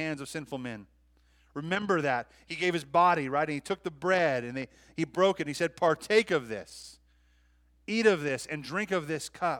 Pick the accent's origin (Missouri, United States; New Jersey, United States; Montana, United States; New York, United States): Montana, United States; moved away; I love Montana. It's my hometown